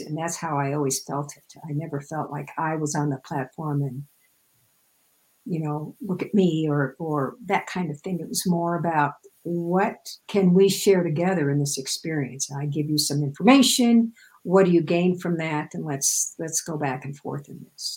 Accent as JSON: {"language": "English", "region": "Midwest", "country": "United States", "tie": "born or raised there", "said": "I grew up in the Midwest, so everything is flat as a pancake there"}